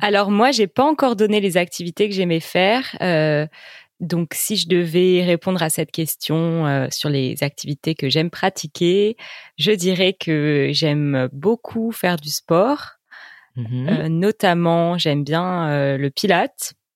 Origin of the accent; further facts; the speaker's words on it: Bordeaux, Nouvelle-Aquitaine, France; moved away as an adult; now in Paris, France; je ne suis pas parisienne d'origine parce que j'ai grandi à Bordeaux, dans le sud-ouest de la France